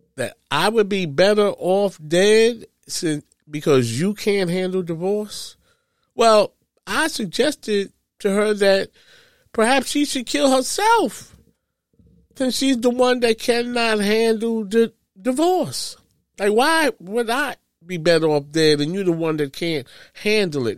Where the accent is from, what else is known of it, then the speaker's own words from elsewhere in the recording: New York, United States; I am from New York